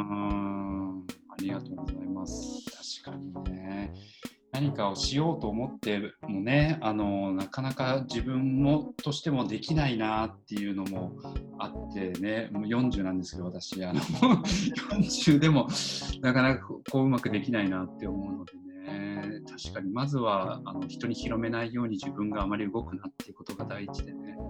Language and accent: Japanese; Higashimurayama, Tokyo, Japan; 僕、ひ、あの、東村山出身